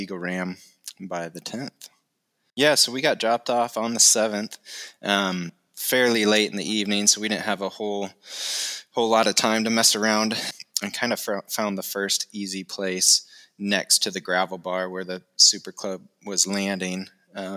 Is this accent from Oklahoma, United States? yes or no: no; Iowa, United States; moved away as an adult; also born or lived in Montana; now in Fairbanks, United States; I grew up in Iowa, grew up with three other siblings, stayed local there all through college